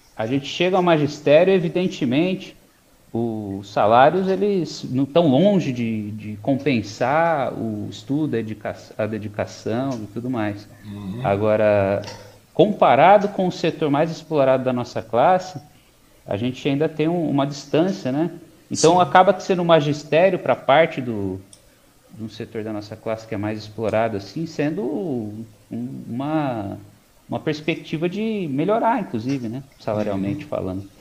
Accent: Mogi das Cruzes, São Paulo, Brazil; also born or lived in Poá; eu nasci em Mogi, passei hum. boa parte da minha vida lá

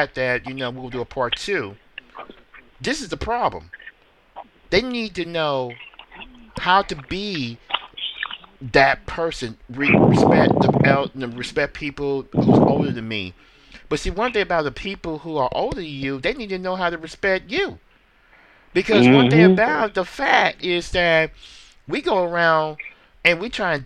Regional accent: Memphis, Tennessee, United States; Memphis, my hometown

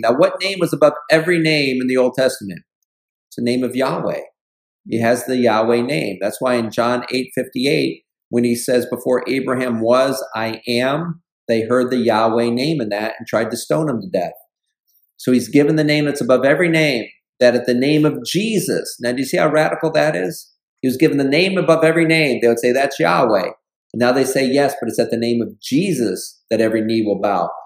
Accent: Buffalo, New York, United States; moved away; when I go back home up into the Buffalo area

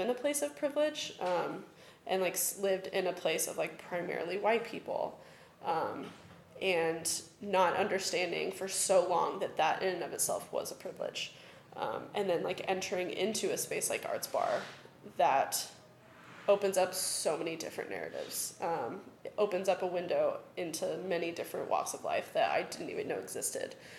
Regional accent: Johnson County, Kansas, United States; I grew up in Johnson County. I grew up in, like, the whitest county in Kansas, probably

